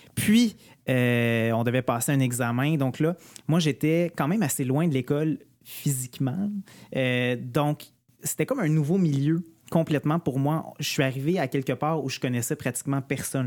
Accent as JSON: {"language": "French", "area": "Outaouais", "region": "Quebec", "country": "Canada", "tie": "born or raised there", "also_born_or_lived": "Chibougamau", "moved": "yes", "said": "j'ai déménagé en Outaouais"}